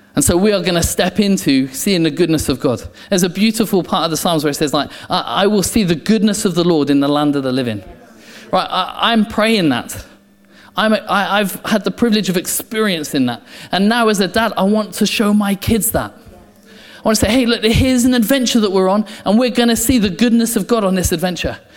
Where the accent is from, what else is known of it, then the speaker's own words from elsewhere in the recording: England, United Kingdom; I'm English